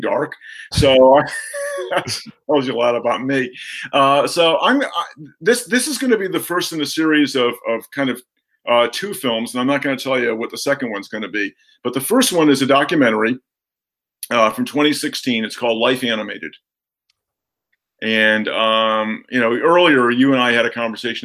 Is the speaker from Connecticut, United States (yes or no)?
yes; outside of New Haven, Connecticut, United States; I grew up outside of New Haven